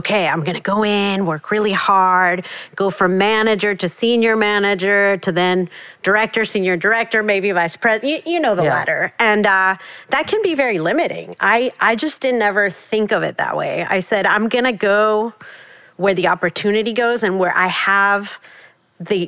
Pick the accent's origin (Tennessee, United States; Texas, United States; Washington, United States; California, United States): Texas, United States; South; also born or lived in Mexico City, Mexico; coming to the States as a Mexican immigrant and, you know, growing up in South Texas